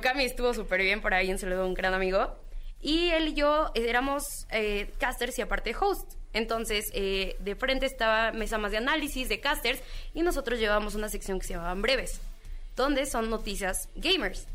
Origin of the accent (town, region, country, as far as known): Mexico